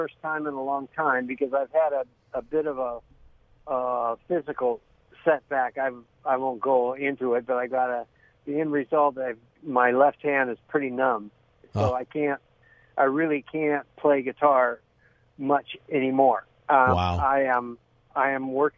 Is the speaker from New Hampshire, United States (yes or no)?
no; San Gabriel, California, United States; also born or lived in Pasadena; I grew up in Pasadena. I grew up in San Gabriel and went to church